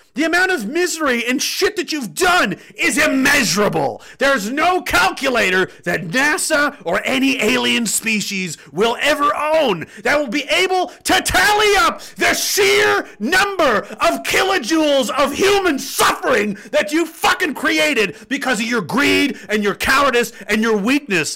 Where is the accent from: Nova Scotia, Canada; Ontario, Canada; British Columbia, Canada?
Nova Scotia, Canada; Pictou County; He's actually from my hometown